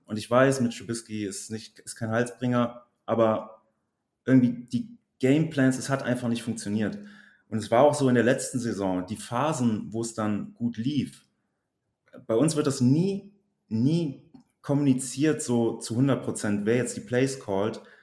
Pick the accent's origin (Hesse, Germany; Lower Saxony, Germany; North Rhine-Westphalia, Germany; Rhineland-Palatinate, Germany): North Rhine-Westphalia, Germany; Bergisch Gladbach; also born or lived in Cologne; now in Trier, Germany; ich komme aus Köln bzw. aus Bergisch Gladbach, wohne aber mittlerweile in Trier